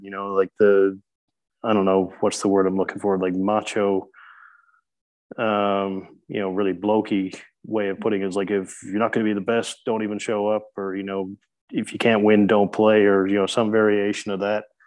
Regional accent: Newfoundland and Labrador, Canada; now in Christchurch, New Zealand; the Humber River, which flows into my hometown uh, from a little bit further inland in Newfoundland

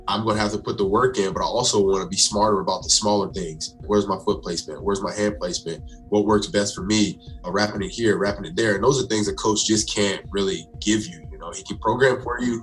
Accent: South Carolina, United States; moved away as an adult; now in New Jersey, United States; I'm originally from South Carolina.

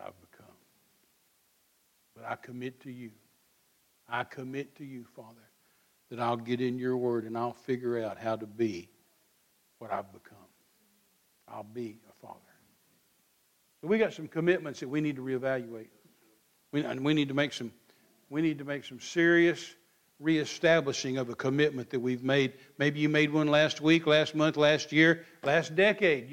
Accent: Midland, Texas, United States; I was raised out here in Midland, Texas

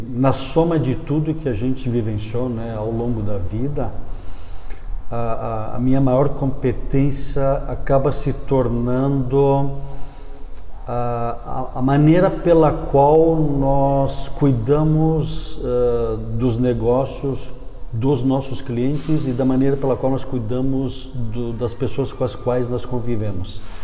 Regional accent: Brazil; also born or lived in Ohio, United States; eu sou do Brasil.

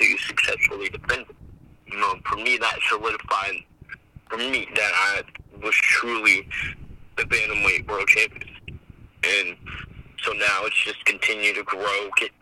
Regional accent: Virginia, United States; here in my home state

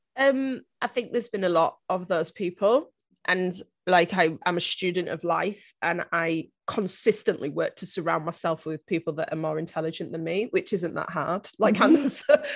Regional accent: northeast coast of England, North East England, United Kingdom; I actually grew up on the northeast coast of England, as you can probably tell by my very strong Game of Thrones accent.

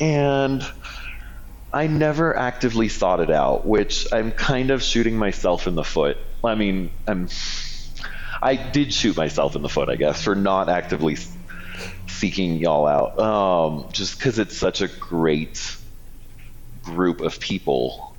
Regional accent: Toronto, Ontario, Canada; So I grew up in a suburb of Toronto, Canada. And my home park was Canada's Wonderland.

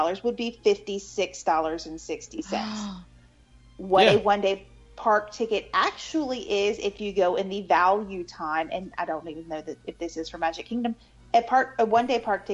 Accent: Florida, United States; I grew up in Florida and just a couple hours north of the parks

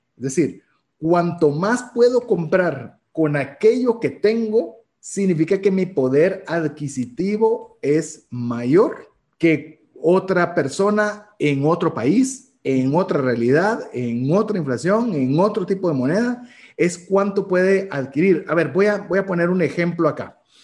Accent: Guatemala

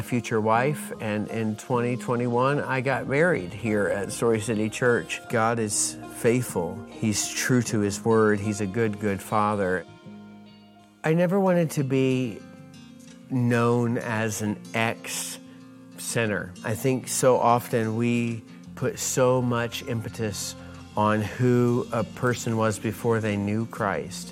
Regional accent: North Carolina, United States; moved away; also born or lived in Jacksonville, Florida; I was born in North Carolina, but lived most of my adult life in Jacksonville, Florida.

